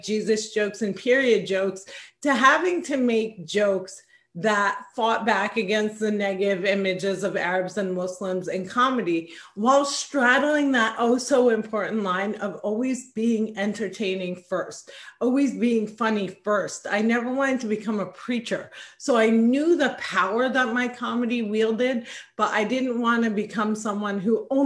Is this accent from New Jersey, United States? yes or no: yes; New Jersey, United States; I was born and raised in the great state of New Jersey, spent every summer being oppressed in Palestine with my grandparents.